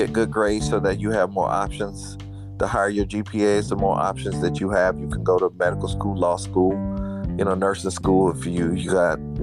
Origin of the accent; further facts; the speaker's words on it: Fort Lauderdale, Florida, United States; I grew up in Fort Lauderdale